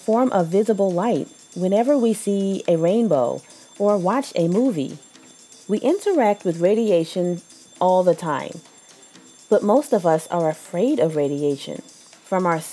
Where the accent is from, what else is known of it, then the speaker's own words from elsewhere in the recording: East Coast, United States; accent: East Coast; my East Coast accent